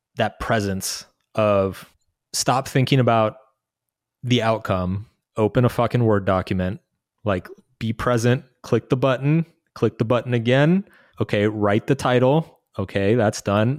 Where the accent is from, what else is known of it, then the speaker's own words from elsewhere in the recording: United States; moved away as an adult; also born or lived in Brazil / Latin America; growing up in the States